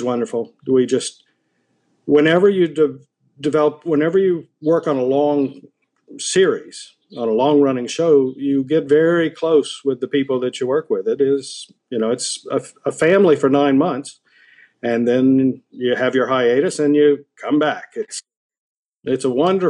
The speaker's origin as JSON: {"language": "English", "town": "Decatur", "region": "Georgia", "country": "United States", "also_born_or_lived": "Boston", "moved": "as an adult", "said": "I'm from Atlanta originally, Decatur, Georgia, outside of Atlanta"}